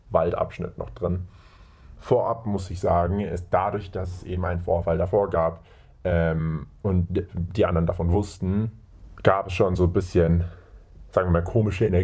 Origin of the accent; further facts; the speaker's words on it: Germany; Äh, ich komme aus Deutschland und ich gehe auf Gymnasium.